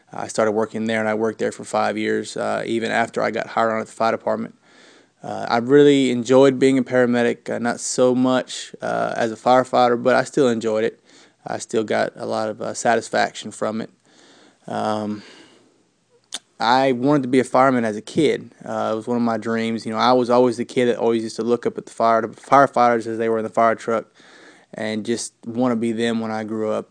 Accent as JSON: {"language": "English", "town": "Huntsville", "region": "Alabama", "country": "United States", "said": "I am from Huntsville, Alabama"}